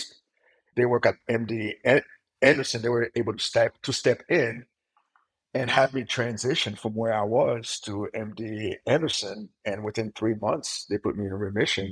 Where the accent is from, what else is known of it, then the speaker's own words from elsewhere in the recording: Haiti; now in United States; I grew up in Haiti